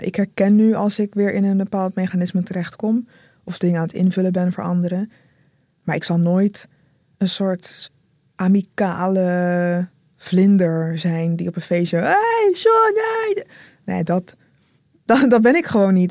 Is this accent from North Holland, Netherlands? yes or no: no; Rotterdam, South Holland, Netherlands; first language Dutch; Ik groeide op in Rotterdam